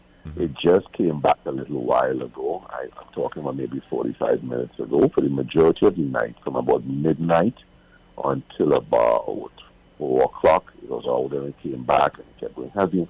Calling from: Orlando, Florida, United States; I'm calling from Orlando.

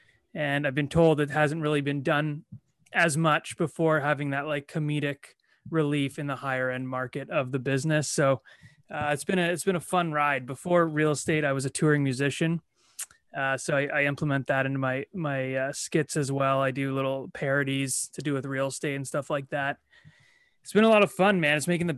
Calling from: Toronto, Ontario, Canada

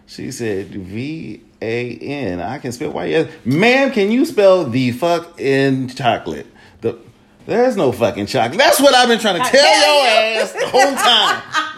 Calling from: Atlanta, Georgia, United States; I'm calling from Fulton County, Atlanta, Georgia.

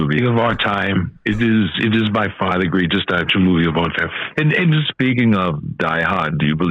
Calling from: California, United States; I'm calling you from California.

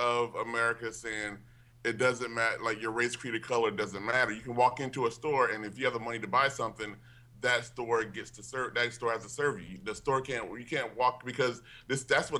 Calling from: Glendale, United States; I'm calling from Glendale.

